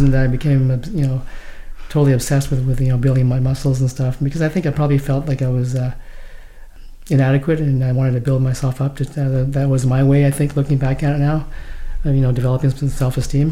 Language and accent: English; Vancouver, British Columbia, Canada; also born or lived in Hong Kong